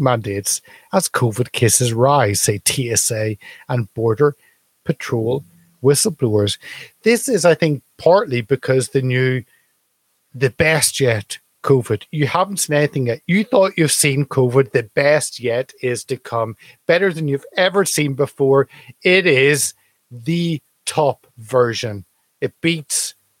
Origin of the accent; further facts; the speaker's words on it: United Kingdom; as a Brit